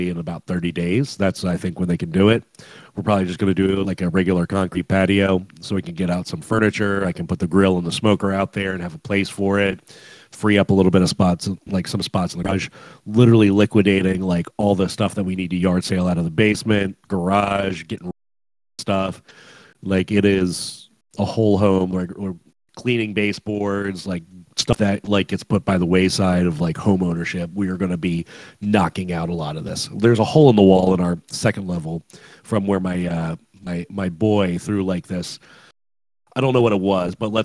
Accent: West Virginia, United States; moved away; I'm from West Virginia

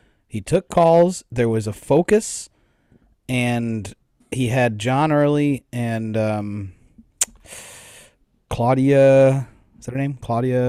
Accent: Wisconsin, United States; Like, I'm from... Yeah, I'm from Wisconsin

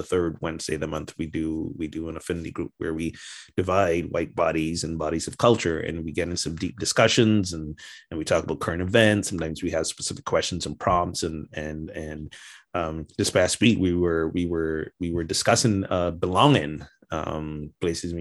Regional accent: Barbados; moved away as an adult; now in United States; I returned to my home country of Barbados

